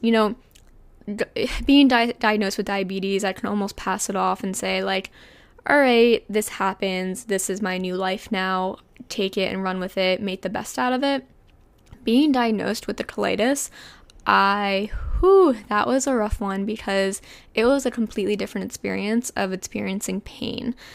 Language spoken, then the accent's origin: English; New Jersey, United States; moved away as an adult; also born or lived in Pennsylvania / Miami; I'm from New Jersey